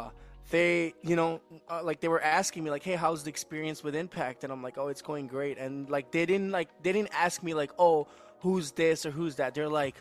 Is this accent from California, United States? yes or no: yes; San Francisco, California, United States; first language English; also born or lived in India; So I was born in India in 1997. I am Sikh, so like I speak, my first language is actually English, because I was 5 years old when my parents took me to the States. We moved to San Francisco, California, and so my first language is English, but my second is Punjabi, and then Hindi, of course.